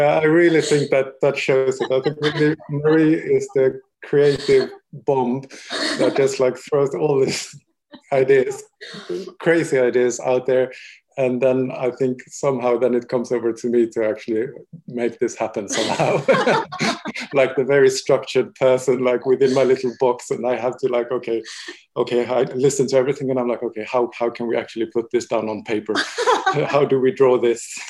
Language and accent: English; Sweden; also born or lived in Paris, France / Barcelona, Spain; now in London, United Kingdom; I'm I'm Swedish